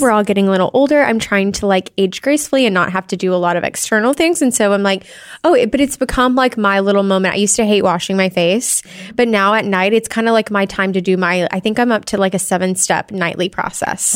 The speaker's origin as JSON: {"language": "English", "region": "Arkansas", "country": "United States", "said": "I'm from Arkansas"}